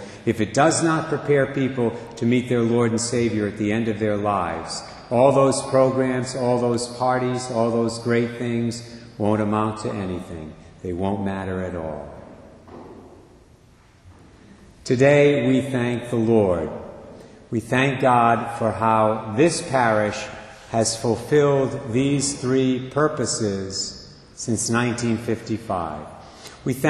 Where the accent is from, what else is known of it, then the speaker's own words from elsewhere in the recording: Barrington, United States; moved away; my hometown of Barrington